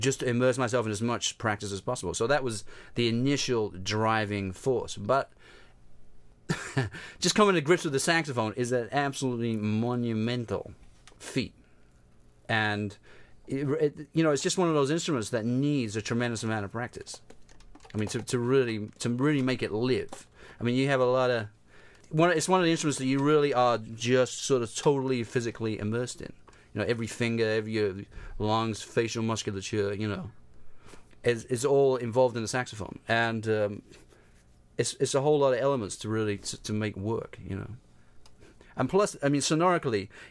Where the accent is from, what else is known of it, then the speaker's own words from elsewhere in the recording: London, United Kingdom; moved away as an adult; also born or lived in New York; being a musician growing up in London